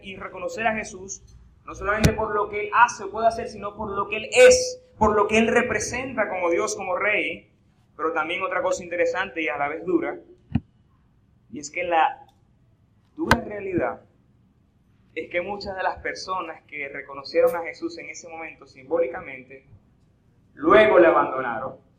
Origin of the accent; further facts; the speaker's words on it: Eastern Shore of Lake Maracaibo, Zulia, Venezuela; accent: maracucho; Soy de la costa oriental del lago